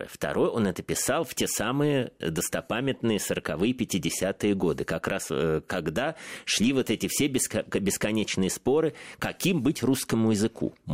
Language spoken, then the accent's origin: Russian; Saint Petersburg, Russia; откуда же мне знать, я из Петербурга.